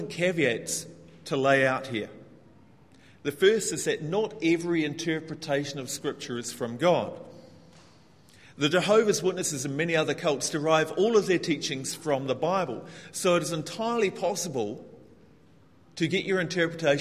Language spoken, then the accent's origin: English; New Zealand; moved away as an adult; now in Hong Kong; I come from New Zealand, which is, to give some context, the most egalitarian country in the world.